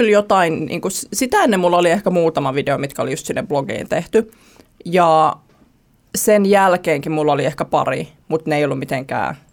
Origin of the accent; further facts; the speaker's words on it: Joroinen, North Savo, Finland; now in Helsinki, Finland; Viiden tuhannen ihmisen kylästä olen kotoisin. Joroinen. Joo. Small town girl.